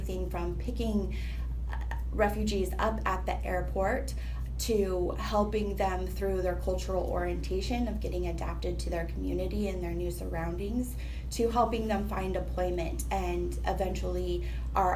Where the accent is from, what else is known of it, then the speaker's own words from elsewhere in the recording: Utah, United States; moved away as an adult; now in Washington, D.C., United States; I grew up in Utah